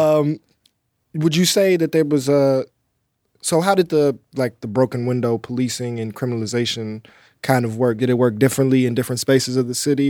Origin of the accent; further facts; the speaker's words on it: Chicago, Illinois, United States; growing up on the South Side, you know, eighty-seventh Street's